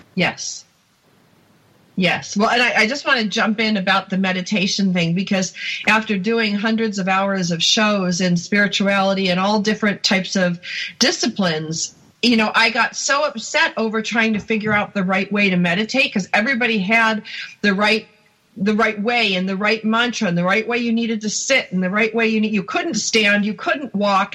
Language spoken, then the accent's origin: English; outside of Buffalo, New York, United States; I grew up outside of Buffalo